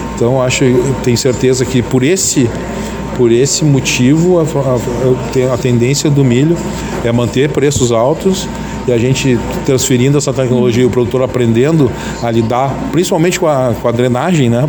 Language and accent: Portuguese; Camaquã, Rio Grande do Sul, Brazil; é da Pacheca, né? nós somos da Pacheca